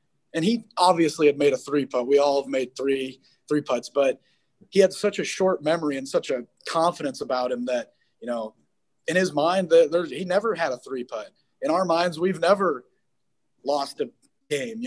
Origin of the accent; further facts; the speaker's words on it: Fort Dodge, Iowa, United States; now in Sioux City, United States; Fort Dodge, 'cause that's my hometown